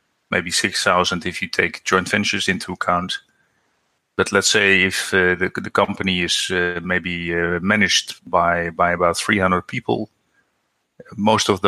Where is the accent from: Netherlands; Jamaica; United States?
Netherlands; I'm from the Netherlands.